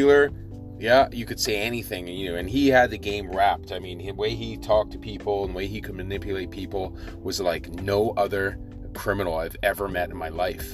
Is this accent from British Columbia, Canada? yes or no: yes; Victoria, British Columbia, Canada; growing up in Victoria